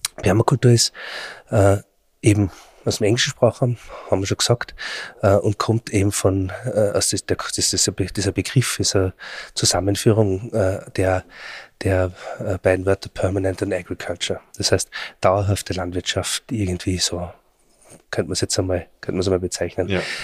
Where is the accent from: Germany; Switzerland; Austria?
Austria; Bei uns in Österreich